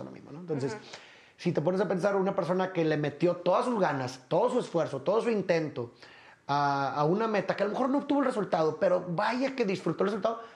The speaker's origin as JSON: {"language": "Spanish", "town": "Monterrey", "region": "Nuevo León", "country": "Mexico", "said": "Yo también soy de Monterrey"}